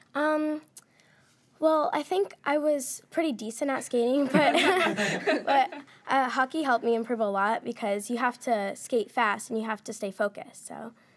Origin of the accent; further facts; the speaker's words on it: Washington, United States; also born or lived in Nevada; I moved here when I was about four